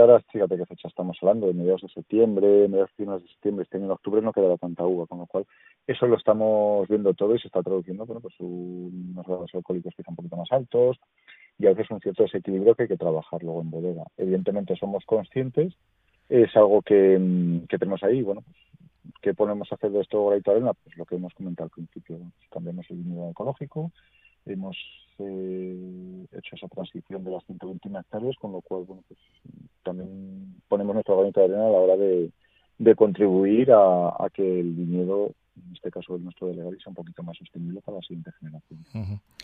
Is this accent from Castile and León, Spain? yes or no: yes; Valladolid, Castile and León, Spain; soy originario de Valladolid, la vez he vivido toda la vida aquí